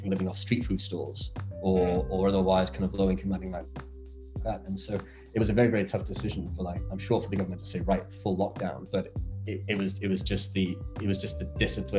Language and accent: English; United Kingdom; moved away; I speak as a Brit, of course, having born and raised there